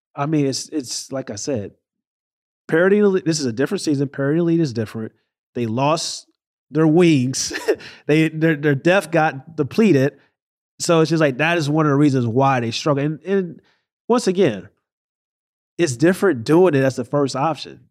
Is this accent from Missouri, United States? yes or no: yes; St. Louis, Missouri, United States; I was from Saint Louis